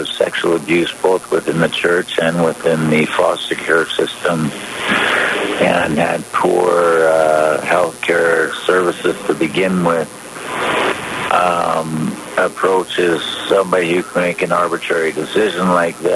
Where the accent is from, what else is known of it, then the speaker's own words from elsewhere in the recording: British Columbia, Canada; as British Columbians and Canadians